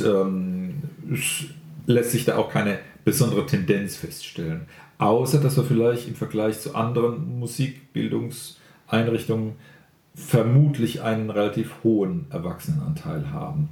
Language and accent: German; Mannheim, Baden-Württemberg, Germany; ich bin in Mannheim groß geworden